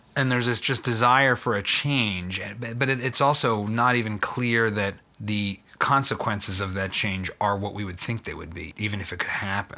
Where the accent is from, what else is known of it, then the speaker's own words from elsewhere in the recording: Philadelphia, Pennsylvania, United States; I'm from Philly